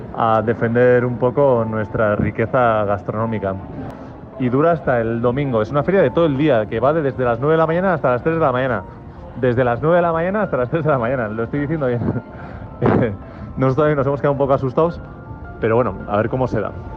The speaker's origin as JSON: {"language": "Spanish", "region": "Basque Country", "country": "Spain", "said": "hemos venido 15 productores de Euskadi"}